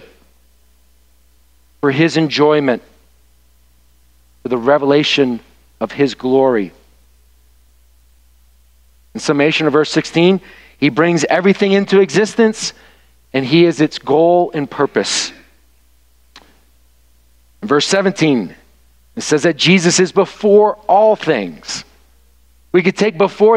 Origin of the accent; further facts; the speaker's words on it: the South, United States; now in Michigan, United States; where I was raised in the South